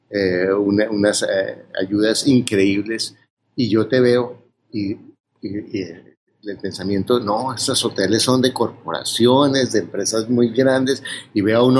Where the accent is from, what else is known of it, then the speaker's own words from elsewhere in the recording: Mexico; tengo 28 años, soy mexicano y soy ingeniero civil